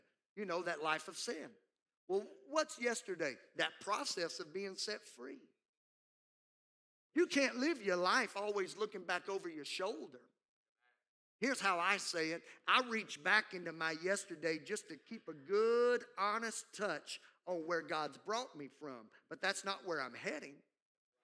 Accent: Southwest Louisiana, United States; Growing up in Southwest Louisiana

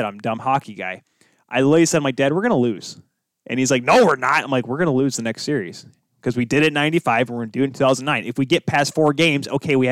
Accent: Michigan, United States; I'm from Michigan and I was born a Wings fan

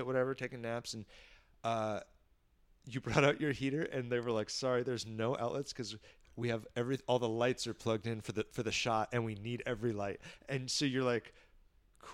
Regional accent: San Diego, California, United States; kid growing up on the Mexican border, half white, half Asian, who thought he was Mexican.

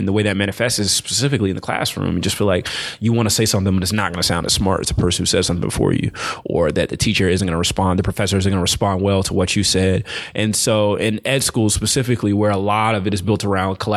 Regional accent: the South, United States; moved away as an adult; also born or lived in Raleigh; I'm from the South

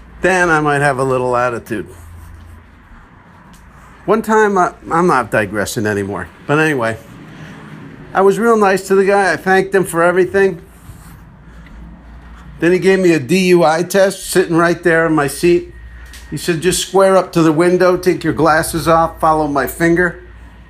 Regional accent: East Coast, United States; moved away; also born or lived in Texas; I was from the East Coast.

